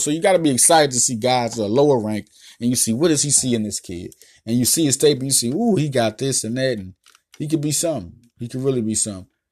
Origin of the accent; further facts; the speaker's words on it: Philadelphia, Pennsylvania, United States; I'm from Philly